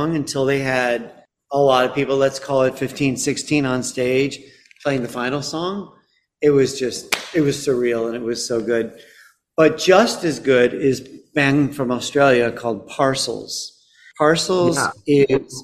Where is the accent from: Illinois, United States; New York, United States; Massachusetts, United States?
Illinois, United States; Chicago; moved away; also born or lived in London; my hometown Chicago